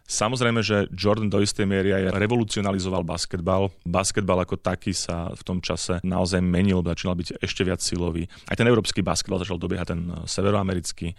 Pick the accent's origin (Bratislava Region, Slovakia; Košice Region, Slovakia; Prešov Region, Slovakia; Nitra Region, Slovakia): Bratislava Region, Slovakia; Pezinok; som s ním začínal ako malý chlapec v Pezingu